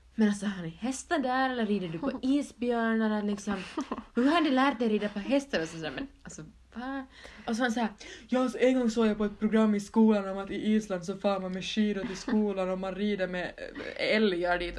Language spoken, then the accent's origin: Swedish; Finland; I Holland är jag ju den finska kusinen, jag är från Finland